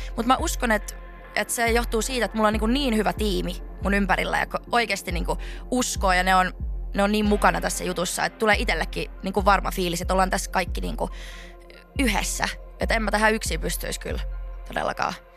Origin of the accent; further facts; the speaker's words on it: Laihia, Ostrobothnia, Finland; also born or lived in Vaasa, Finland / Seinäjoki, Finland / Lahti, Finland; now in Helsinki, Finland; Pohjanmaalta. Mä oon niinku Vaasasta alun perin, sitten muutin semmoiselle pienelle paikkakunnalle siihen viereen kuin Laihia